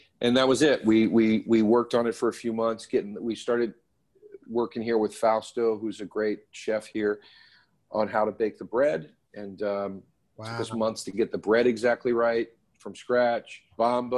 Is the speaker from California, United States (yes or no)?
no; Philadelphia, Pennsylvania, United States; also born or lived in Los Angeles; I'm from Philly